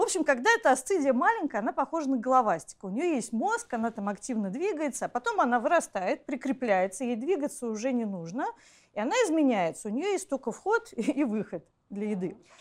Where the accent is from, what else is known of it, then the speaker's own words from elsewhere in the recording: Saint Petersburg, Russia; мое детство прошло в Ленинграде, в центре Ленинграда